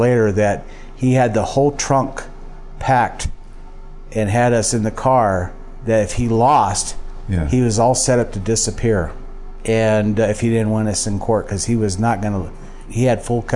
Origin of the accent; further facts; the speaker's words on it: Phoenix, Arizona, United States; I was born in Phoenix, Arizona